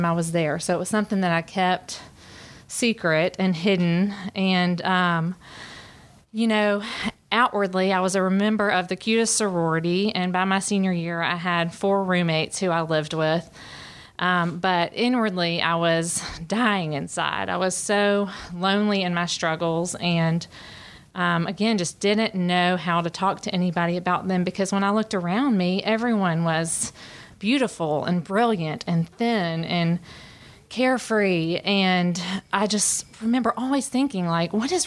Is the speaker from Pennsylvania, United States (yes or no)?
no; Birmingham, Alabama, United States; moved away as an adult; I am originally from Birmingham, Alabama, and I've lived here for about 14 years and grew up in a really happy home